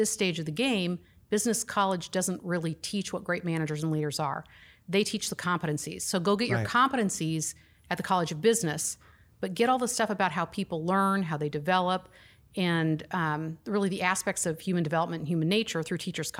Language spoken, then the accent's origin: English; Lincoln, Nebraska, United States; Right here in Lincoln, Nebraska.